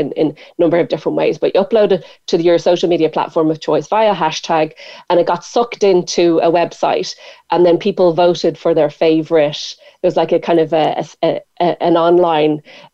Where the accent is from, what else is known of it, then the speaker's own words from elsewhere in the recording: Ireland; also born or lived in Japan / Australia; I'm from Ireland.